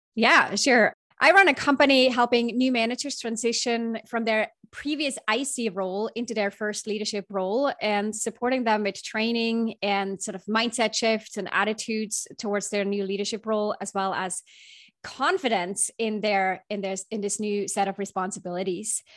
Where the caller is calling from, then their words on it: Bay Area, California, United States; I'm calling in from the Bay Area. I'm, about ten minutes north of the Golden Gate Bridge, in fact.